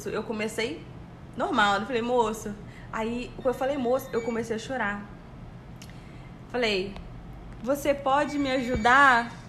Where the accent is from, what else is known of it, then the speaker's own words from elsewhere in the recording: Brazil; eu falei, eu sou do Brasil